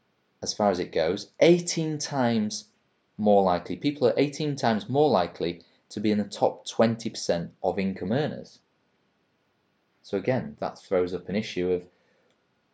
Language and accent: English; England, United Kingdom; as an English person